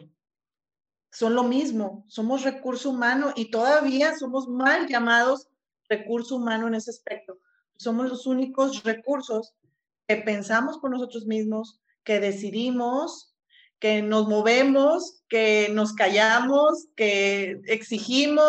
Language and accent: Spanish; Mexico; lo repetimos como mexicanos